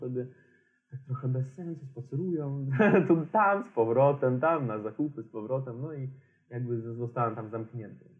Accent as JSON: {"language": "Polish", "region": "Transnistria", "country": "Moldova", "tie": "born or raised there", "second_language": "Polish", "moved": "yes", "said": "ja pochodzę z Naddniestrza"}